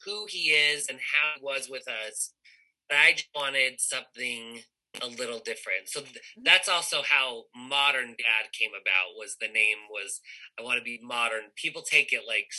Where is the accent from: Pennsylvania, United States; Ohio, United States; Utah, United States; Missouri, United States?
Utah, United States; I grew up here in Utah